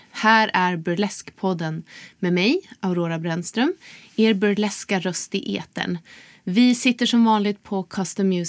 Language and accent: Swedish; Sweden; also born or lived in Estonia / Tallinn, Estonia; jag är född i Estland, flyttade hit som